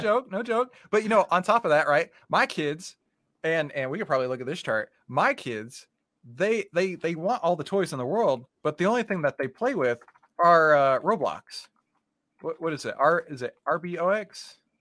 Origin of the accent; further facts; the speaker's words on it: Texas, United States; We're from Texas